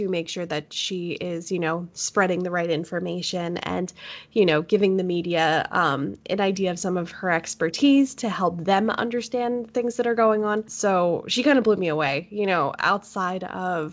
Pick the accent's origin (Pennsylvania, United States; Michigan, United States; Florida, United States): Pennsylvania, United States; moved away as an adult; now in Tacoma, United States; I am technically from Pennsylvania